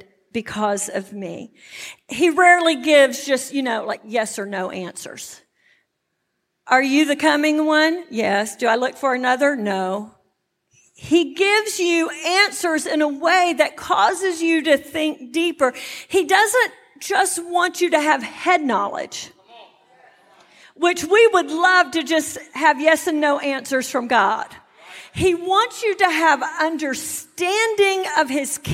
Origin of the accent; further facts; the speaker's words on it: Texas, United States; moved away as an adult; now in New Jersey, United States; I'm from Texas, and when I went to Jersey, you know, everybody kind of wondered what this Texan was doing up there